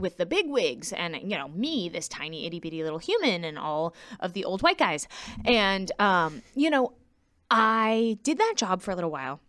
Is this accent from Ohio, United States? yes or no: no; Quincy, Massachusetts, United States; I was born in Quincy, Massachusetts, um, to two people who did choral music in a very musical family. So I grew up extremely musical